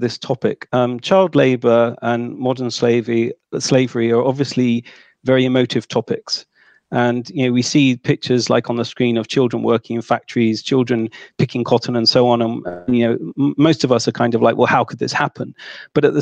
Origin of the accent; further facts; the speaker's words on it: United Kingdom; I'm from Britain